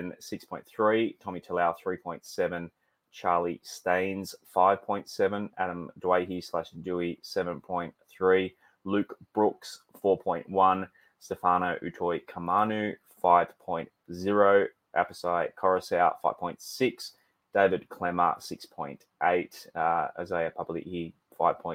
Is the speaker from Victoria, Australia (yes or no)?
no; Terrigal, New South Wales, Australia; Terrigal's good. That's my hometown